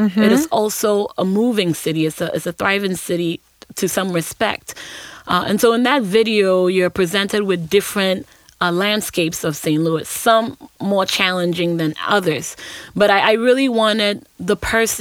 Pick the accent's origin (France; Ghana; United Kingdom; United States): Ghana; Accra, Greater Accra; moved away; also born or lived in Ashanti Region, Ghana; I'm from Ghana